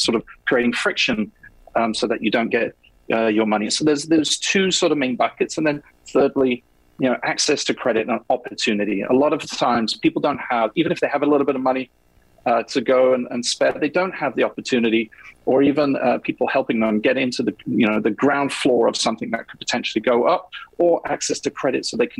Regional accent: England, United Kingdom; now in New York, United States; You know, I'm English, as you can probably hear. I live here in New York, married to an American woman.

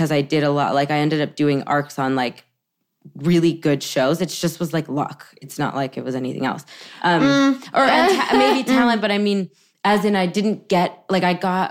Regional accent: New York, United States; moved away as an adult; now in Los Angeles, United States; I grew up in New York.

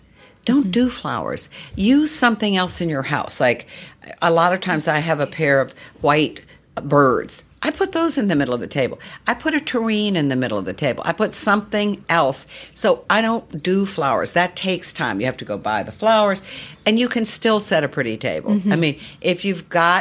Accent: Charlottesville, Virginia, United States; when I grew up in Virginia, you know, everybody entertained. I always laugh because in those days, Charlottesville, Virginia was dry

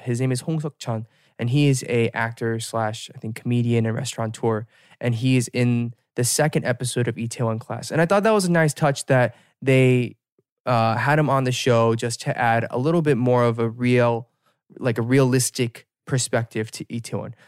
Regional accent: United States; as an American

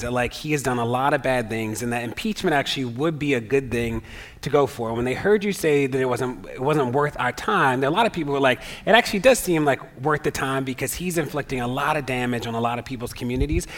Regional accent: Baltimore, Maryland, United States; I'm from Baltimore

